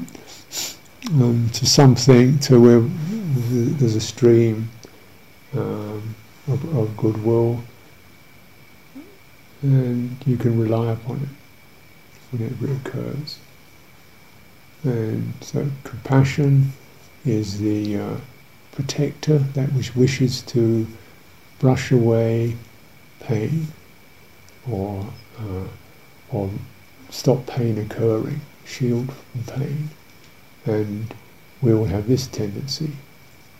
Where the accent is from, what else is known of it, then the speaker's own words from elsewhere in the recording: United Kingdom; being British